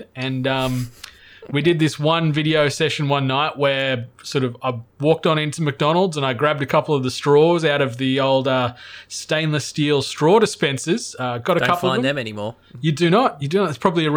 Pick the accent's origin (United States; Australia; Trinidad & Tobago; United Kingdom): Australia; Cooma, New South Wales; growing up in Cooma, there's not a huge amount